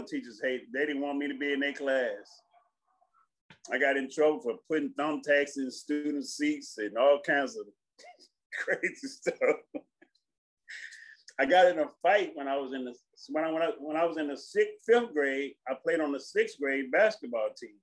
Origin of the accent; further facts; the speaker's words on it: Houston, Texas, United States; also born or lived in Marshall, Texas; I was born in Marshall, then we grew up in Houston and everywhere else, but Marshall is my hometown.